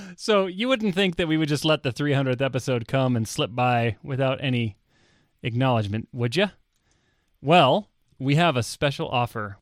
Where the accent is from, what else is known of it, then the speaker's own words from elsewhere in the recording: Texas, United States; moved away; I grew up in Texas